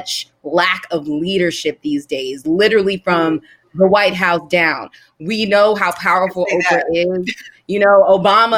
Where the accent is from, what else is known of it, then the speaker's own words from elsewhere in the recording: Washington, District of Columbia, United States; I'm from DC. I grew up on Howard's campus